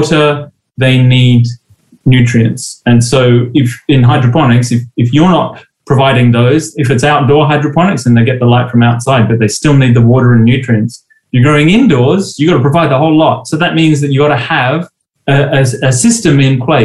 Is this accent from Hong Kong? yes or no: no; Australia; moved away; When I was a kid growing up in Australia